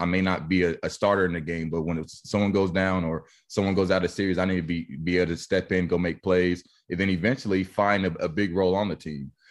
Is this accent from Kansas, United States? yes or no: yes; Wichita, Kansas, United States; my hometown